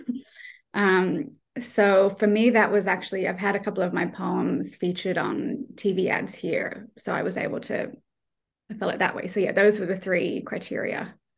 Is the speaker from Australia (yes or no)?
yes; Australia; moved away as an adult; now in Ireland; I'm not Irish. I'm Australian. I'm just living here.